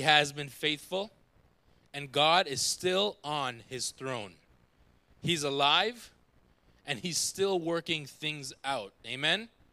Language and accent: English; Jamaica; I'm a Jamaican.